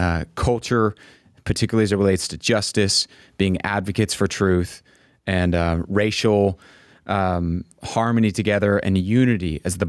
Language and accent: English; Houston, Texas, United States; I'm originally from Houston